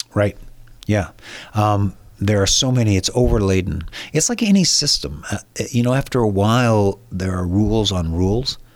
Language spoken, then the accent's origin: English; San Diego, California, United States; I was born and raised in San Diego